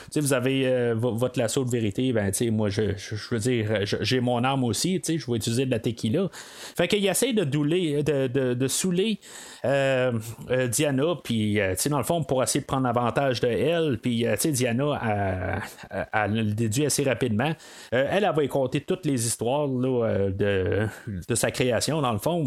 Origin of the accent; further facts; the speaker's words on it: Canada; en tant que Canadien